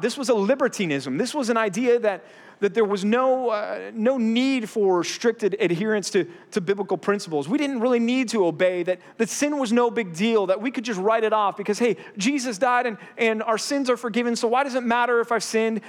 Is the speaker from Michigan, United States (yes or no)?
no; Texas, United States; now in Southern California, United States; growing up in Texas